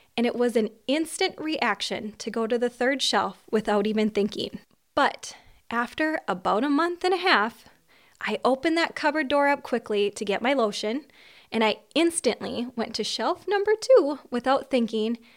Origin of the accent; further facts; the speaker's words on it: Minnesota, United States; I was born in Minnesota and I still live in Minnesota